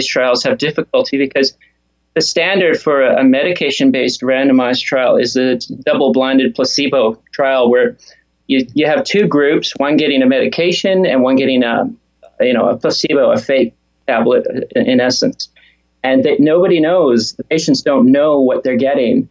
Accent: Canada; moved away as an adult; also born or lived in Australia; I'm from Canada and I trained in Australia

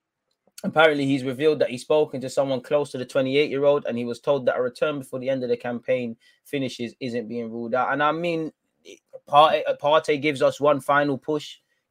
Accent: London, United Kingdom; now in Rome, Italy; Of course, I grew up in England. I'm a London boy, so maybe one day I'll be back in the Premier League to make noise there.

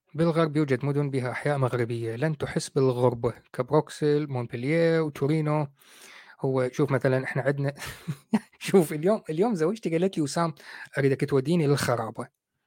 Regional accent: Baghdad, Baghdad Governorate, Iraq; moved away as an adult; now in United Kingdom; أنا عراقي من بغداد

